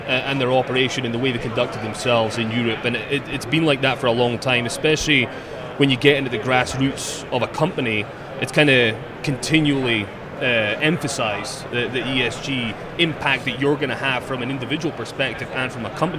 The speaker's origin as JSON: {"language": "English", "region": "Scotland", "country": "United Kingdom", "said": "I'm from Scotland"}